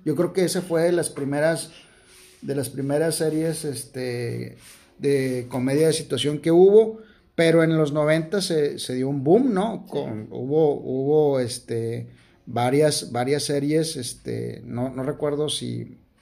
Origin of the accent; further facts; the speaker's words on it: Monterrey, Nuevo León, Mexico; aquí en Monterrey como, como buenos... Como buenos regios